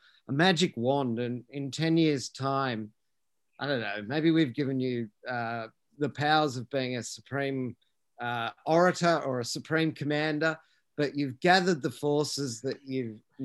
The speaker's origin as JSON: {"language": "English", "town": "Moree", "region": "New South Wales", "country": "Australia", "tie": "born or raised there", "moved": "yes", "said": "That's my hometown that you're talking of, as well. And I hadn't been back for 16 years"}